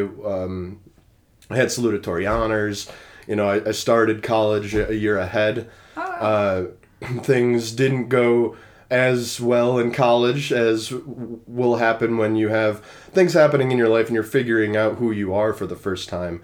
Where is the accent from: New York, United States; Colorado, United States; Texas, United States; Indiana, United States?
New York, United States; Rochester; now in Nashville, United States; I'm from Rochester, New York